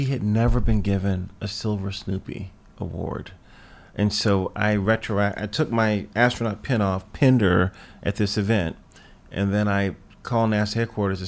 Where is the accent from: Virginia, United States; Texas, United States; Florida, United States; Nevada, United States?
Virginia, United States; Lynchburg; a home 5 blocks down the street from where I grew up in Lynchburg